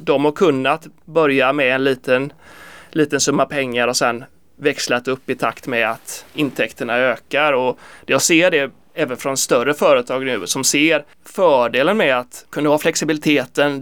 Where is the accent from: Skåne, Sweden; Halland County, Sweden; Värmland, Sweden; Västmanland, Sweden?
Halland County, Sweden; Kungsbacka; moved away as an adult; now in Gothenburg, Sweden; jag är faktiskt från Kungsbacka, söder om Göteborg